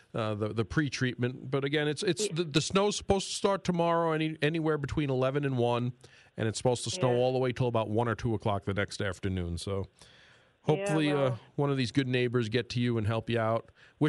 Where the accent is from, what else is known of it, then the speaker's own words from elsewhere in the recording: New York City, New York, United States; moved away; I remember growing up in New York City